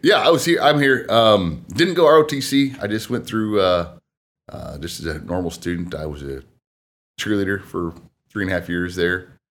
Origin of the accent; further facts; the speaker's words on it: Marion, Indiana, United States; also born or lived in Wabash, Indiana; born and raised in Marion, Indiana